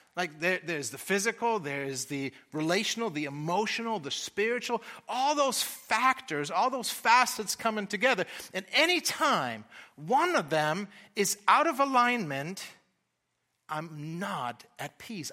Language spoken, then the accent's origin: English; Germany; accent: German; also born or lived in Austin; now in United States; I am from Germany